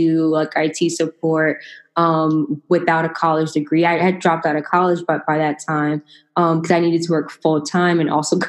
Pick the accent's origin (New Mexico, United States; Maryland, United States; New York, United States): New York, United States; I'm from New York